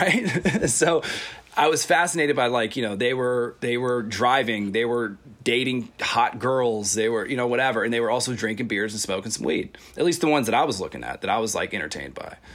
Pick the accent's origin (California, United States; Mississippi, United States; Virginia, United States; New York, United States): Virginia, United States; growing up in Virginia